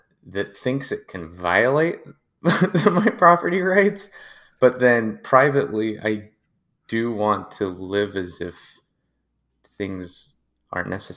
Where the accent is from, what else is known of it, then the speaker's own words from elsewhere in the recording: United States; being specifically an American Christian